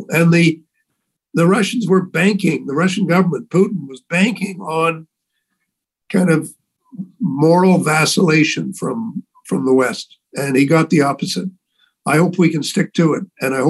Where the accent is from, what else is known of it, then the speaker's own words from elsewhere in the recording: Canada; A feeling that as a Canadian representative here, I have to speak for my country, for the values that I think Canadians have, that I've learned about over the years.